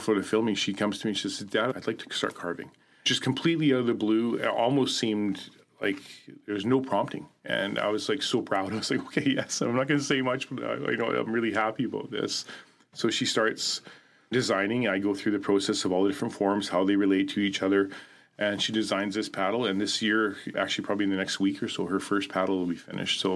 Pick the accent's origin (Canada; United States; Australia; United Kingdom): Canada; Haida Gwaii, British Columbia; a friend that I grew up with in Haida Gwaii